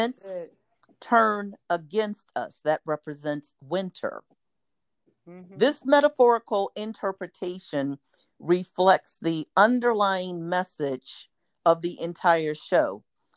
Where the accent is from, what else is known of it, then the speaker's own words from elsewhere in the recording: United States; how we want to show up as American citizens, how we want to show up as African American citizens